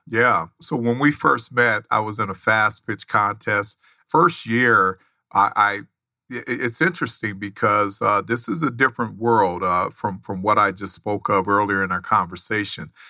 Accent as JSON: {"language": "English", "town": "Los Angeles", "region": "California", "country": "United States", "tie": "born or raised there", "said": "I grew up in Los Angeles, California"}